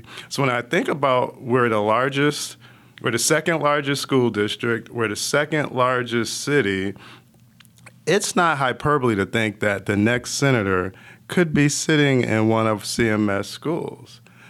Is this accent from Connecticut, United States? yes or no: yes; Bloomfield, Connecticut, United States; But I grew up in Bloomfield, Connecticut, a small town outside of Hartford. I was really 2 hours from Boston and 2 hours from Manhattan.